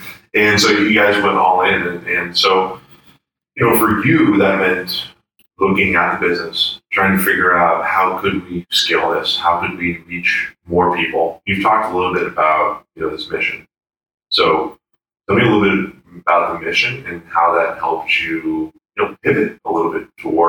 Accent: Boston, Massachusetts, United States; I'm from Boston.

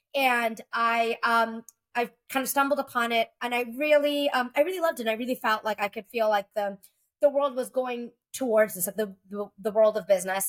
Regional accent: Texas, United States; moved away as an adult; I moved back to Texas, which is my home state

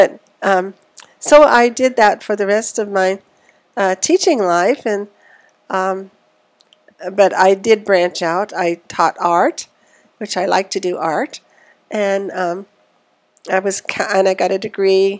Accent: Eads, Colorado, United States; born or raised there; also born or lived in Kit Carson, Colorado / Fort Collins, Colorado

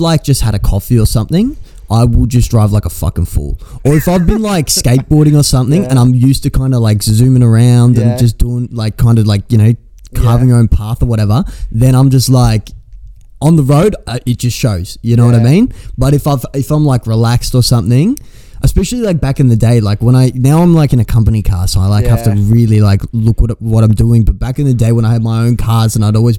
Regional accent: Australia; I'm from Australia.

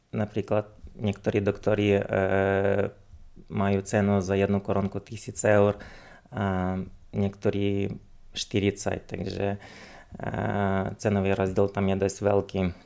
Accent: Uzhhorod, Zakarpattia Oblast, Ukraine; moved away as an adult; now in Slovakia; pochádzam z Ukrajiny, konkrétne z mesta Užgorod, e, čo sa nachádza vlastne na hranici so Slovenskom.

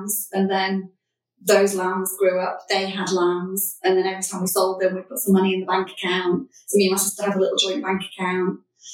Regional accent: Anglesey, North Wales, United Kingdom; I grew up on Anglesey, North Wales, on a farm in the middle of nowhere

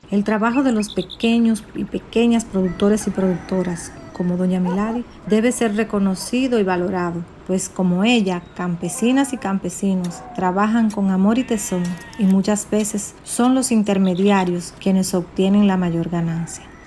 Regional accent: Mao, Valverde, Dominican Republic; nuestra ciudad y no solo de nuestra ciudad, sino de nuestra República Dominicana. Él también nos representa como dominicanos

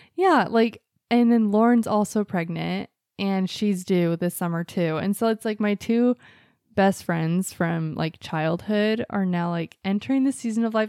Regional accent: Mesa, Arizona, United States; I was born in Mesa at, like, six-ish P M and August ninth, nineteen eighty-seven

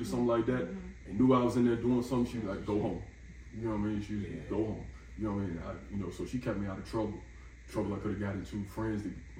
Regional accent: Atlantic City, New Jersey, United States; I was born in Jersey, so all of them live up Jersey, okay. Atlantic City.

